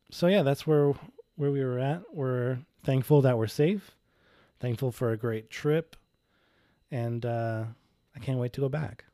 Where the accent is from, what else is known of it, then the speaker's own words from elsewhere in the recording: Indianapolis, Indiana, United States; we're, we're from Indianapolis